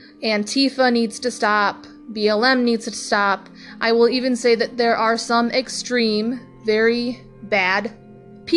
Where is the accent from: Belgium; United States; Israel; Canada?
United States; We, as American people